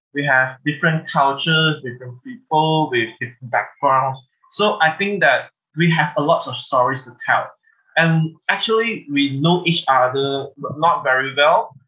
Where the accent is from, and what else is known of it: Malaysia